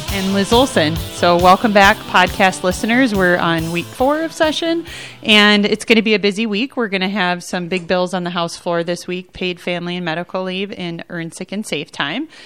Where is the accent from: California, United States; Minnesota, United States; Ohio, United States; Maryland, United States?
Minnesota, United States; Duluth; I'm from Duluth